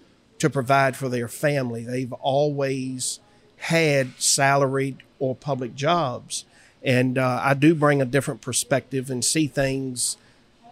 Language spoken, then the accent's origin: English; South Hill, Virginia, United States; I'm from South Hill.